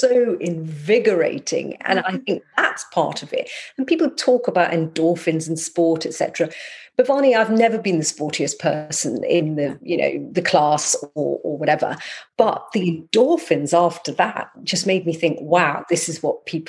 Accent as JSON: {"language": "English", "region": "Scotland", "country": "United Kingdom", "moved": "yes", "said": "When I lived in Scotland, I'm from Scotland"}